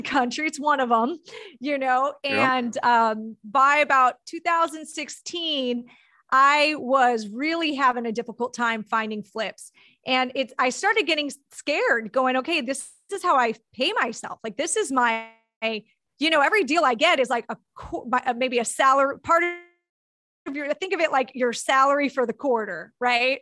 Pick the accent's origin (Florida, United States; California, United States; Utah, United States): California, United States; Southern; born or raised there